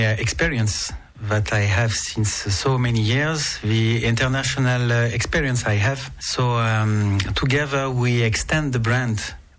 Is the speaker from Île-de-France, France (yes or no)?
no; Nice, Provence-Alpes-Côte d'Azur, France; Yes, I was born in Nice. And I'm the 10th generation of Niçois, and with a strong connection with Monaco.